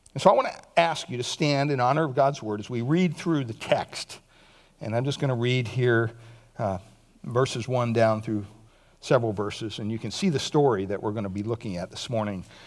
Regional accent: Montoursville, Pennsylvania, United States; moved away; my hometown, Montoursville, Pennsylvania.

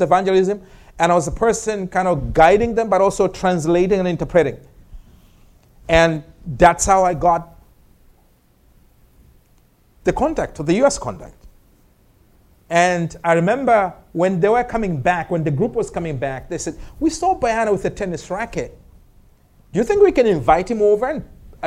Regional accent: Malawi; accent: African; moved away as an adult; where do you come from? I said, Malawi.

